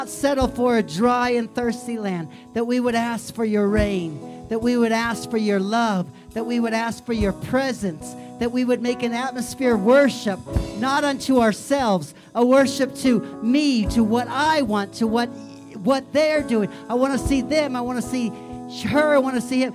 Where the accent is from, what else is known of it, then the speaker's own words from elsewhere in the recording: Missouri, United States; also born or lived in South Dakota; now in Colorado Springs, United States; I grew up in Missouri, but for 2 years I lived in South Dakota